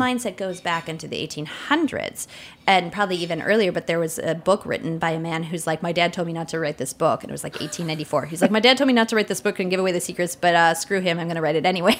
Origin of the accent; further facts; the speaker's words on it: northern Wisconsin, United States; I'm from a village in northern Wisconsin